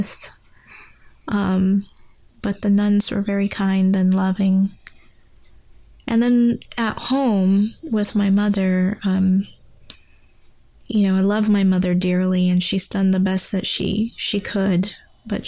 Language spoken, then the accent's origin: English; England, United Kingdom; also born or lived in Guyana; I only spent 6 months in my native country of Guyana, and was immediately moved to England. So really, I have to say I grew up partially in England